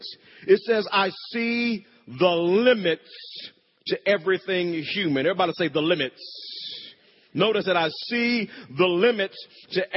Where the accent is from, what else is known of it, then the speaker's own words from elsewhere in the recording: Wewoka, Oklahoma, United States; When I was growing up in Wewoke, Oklahoma, me and my brother, we shared a bedroom.